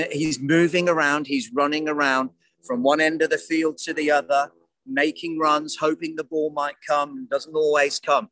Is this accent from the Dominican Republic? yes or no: no; United Kingdom; I'm British